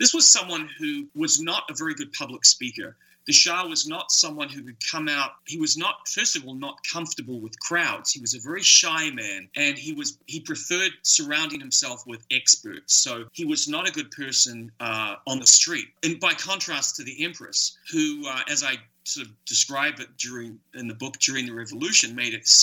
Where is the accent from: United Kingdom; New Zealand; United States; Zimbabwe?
New Zealand; I grew up in New Zealand.